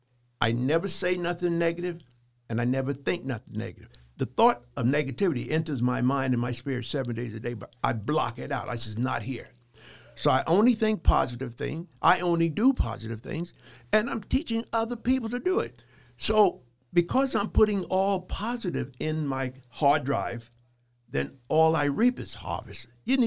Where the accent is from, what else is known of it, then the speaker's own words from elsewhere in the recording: Charleston, South Carolina, United States; born there; You know, I was born in 1943 in Charleston, South Carolina. So back then, the South was still segregated.